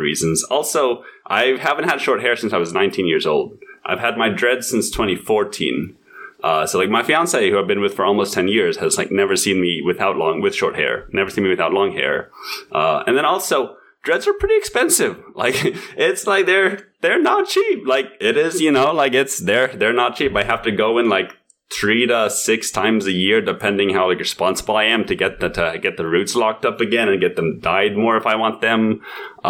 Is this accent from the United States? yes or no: yes; United States; I'm American